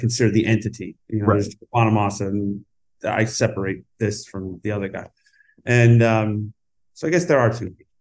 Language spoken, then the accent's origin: English; upstate New York, United States; now in Los Angeles, United States; I don't really have a hometown from upstate New York